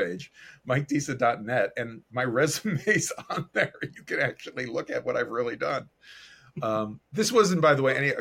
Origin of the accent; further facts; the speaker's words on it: Chicago, Illinois, United States; I was born in the South Side of Chicago to two Chicago public school teachers